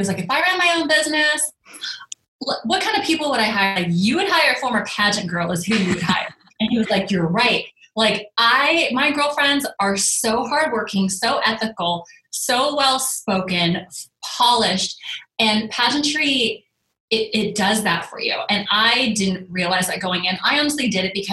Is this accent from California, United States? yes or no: yes; Northern California, United States; moved away as an adult; also born or lived in Arizona / Los Angeles; I'm from Northern California.